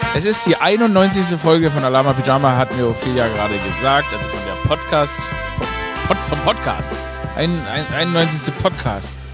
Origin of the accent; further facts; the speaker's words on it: Stuttgart, Baden-Württemberg, Germany; accent: Swabian; wenn man, wie ich, im Schwabenland, in Stuttgart geboren wurde